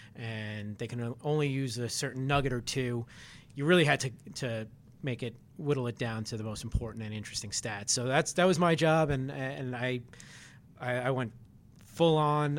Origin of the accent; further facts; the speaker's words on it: New York City, New York, United States; I grew up in Queens, New York